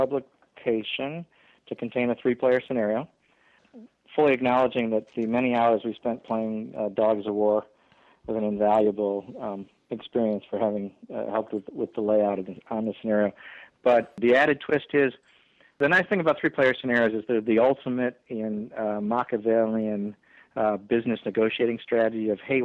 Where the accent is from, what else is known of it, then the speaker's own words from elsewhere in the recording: Cleveland, Ohio, United States; moved away; I grew up in Cleveland, so I get to use the excuse I'm going home to, you know, see my aging parents